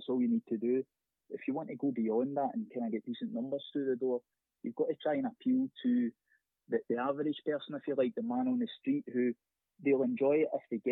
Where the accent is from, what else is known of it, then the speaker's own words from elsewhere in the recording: Greenock, Scotland, United Kingdom; I grew up in Greenock